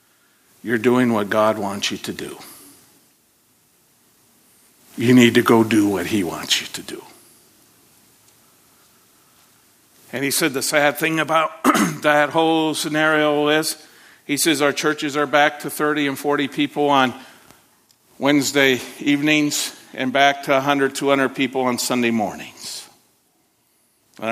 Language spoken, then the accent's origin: English; Côte d’Ivoire; My wife and I served in Ivory Coast for a number of years. And in growing up in Ivory Coast